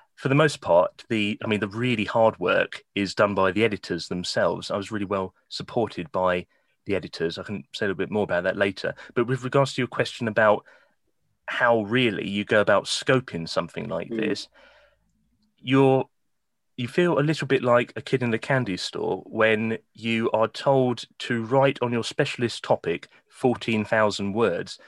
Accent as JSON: {"language": "English", "area": "Kent", "region": "South East England", "country": "United Kingdom", "tie": "born or raised there", "also_born_or_lived": "Norwich", "moved": "as an adult", "lives_now": "Newcastle, United Kingdom", "said": "I was born and raised in Kent, um, quaint little village in the countryside."}